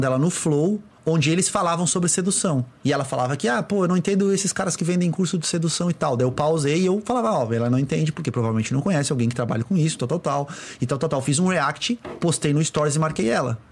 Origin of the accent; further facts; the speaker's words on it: Florianópolis, Santa Catarina, Brazil; eu sou de Floripa